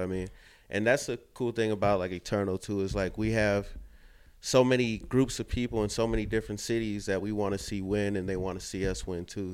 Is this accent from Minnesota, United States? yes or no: yes; Saint Paul, Minnesota, United States; now in Minneapolis, United States; Originally from Saint Paul